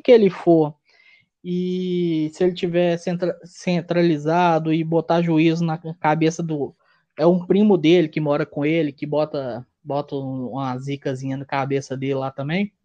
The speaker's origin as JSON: {"language": "Portuguese", "region": "Minas Gerais", "country": "Brazil"}